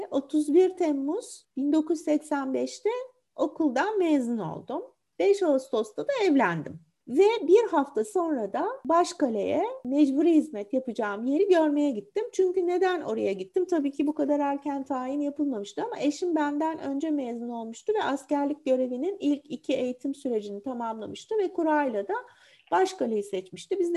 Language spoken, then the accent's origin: Turkish; Istanbul, Turkey; İstanbul'da doğdum, büyüdüm.